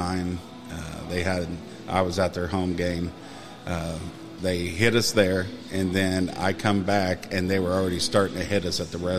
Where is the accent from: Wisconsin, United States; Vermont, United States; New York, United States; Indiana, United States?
Indiana, United States; Gas City; I grew up in Gas City